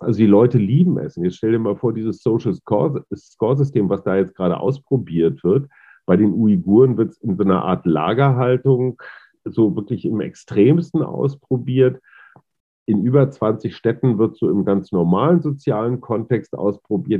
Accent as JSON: {"language": "German", "region": "North Rhine-Westphalia", "country": "Germany", "tie": "born or raised there", "said": "ich bin da als, als Westfale und alter weißer Mann, Boomer und Schallplattenspieler und VHS-Kassette groß geworden"}